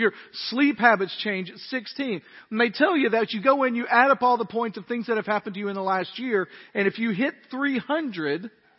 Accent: near Rowellen, Tennessee, United States; also born or lived in Dyersburg, Tennessee; I grew up just outside of Rowellen, Tennessee

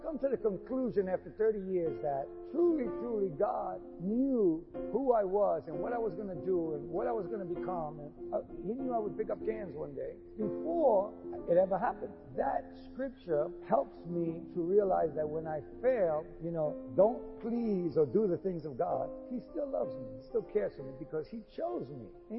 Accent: New York City, New York, United States; I grew up in New York, grew up in Queens

